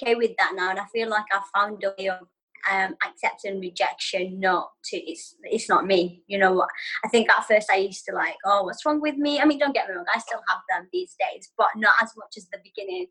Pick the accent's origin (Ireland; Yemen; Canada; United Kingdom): Yemen; first language Arabic; English is a second language; moved away; I could even speak proper English because obviously I'm from Yemen.